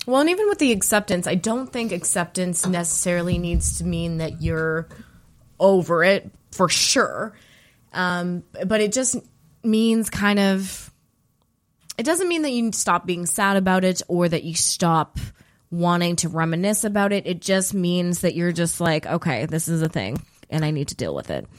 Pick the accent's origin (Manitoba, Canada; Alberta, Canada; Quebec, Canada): Alberta, Canada; moved away; where I'm from Alberta and I live here now